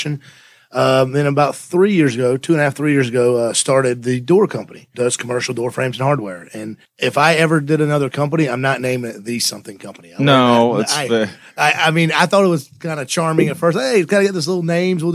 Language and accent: English; Alabama, United States; growing up in Alabama, you know, I grew up in construction